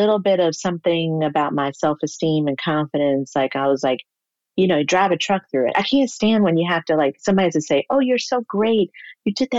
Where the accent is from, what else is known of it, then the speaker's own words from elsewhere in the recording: Atlanta, Georgia, United States; moved away; also born or lived in Michigan; I'm from Atlanta, Georgia